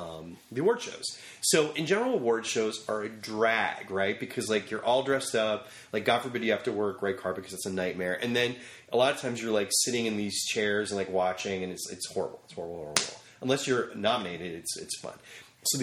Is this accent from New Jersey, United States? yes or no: yes; near the Delaware Water Gap, western New Jersey, United States; also born or lived in New York City; I grew up in Jersey. Was born in New York City and grew up in New Jersey.